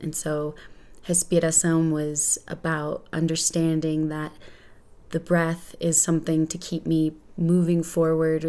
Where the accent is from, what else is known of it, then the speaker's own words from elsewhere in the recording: Austin, Texas, United States; I was born in Austin, Texas, and my mom's from Pennsylvania and my dad's from Houston